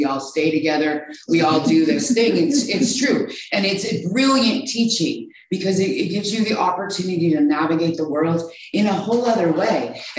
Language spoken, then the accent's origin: English; Idaho, United States; moved away; Because I grew up in Idaho on a farm. It's very, very, very white.